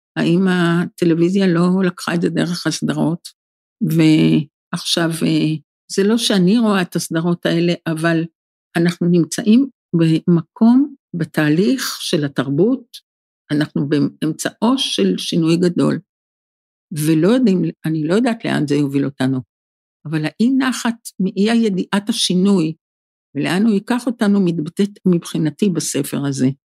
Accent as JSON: {"language": "Hebrew", "country": "Israel", "tie": "born or raised there", "said": "כיוון שגדלתי בקיבוץ, אז הטבע היה מאוד קרוב אלינו"}